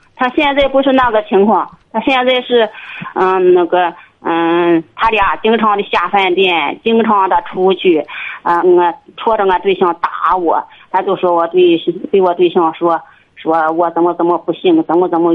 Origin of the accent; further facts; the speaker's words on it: Liaocheng, Shandong, China; 我是，啊，流程地区